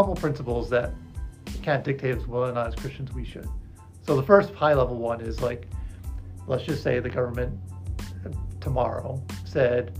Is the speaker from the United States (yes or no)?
yes; United States; As an American